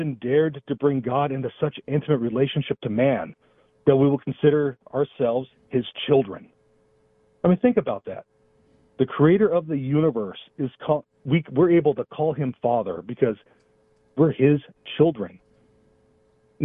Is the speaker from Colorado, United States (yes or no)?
no; Los Angeles, California, United States; I'm from Los Angeles